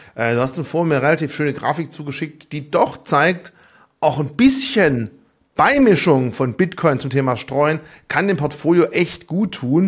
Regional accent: Germany; uns als Deutsche

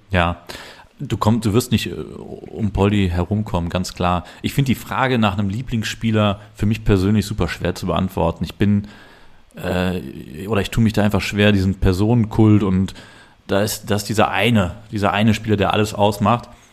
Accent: Cologne, North Rhine-Westphalia, Germany; als Kölner

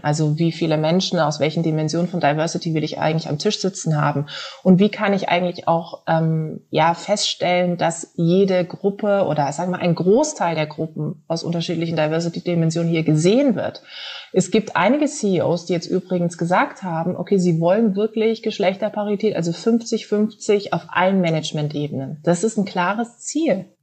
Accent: Karlsruhe, Baden-Württemberg, Germany; moved away; komme ursprünglich aus Karlsruhe

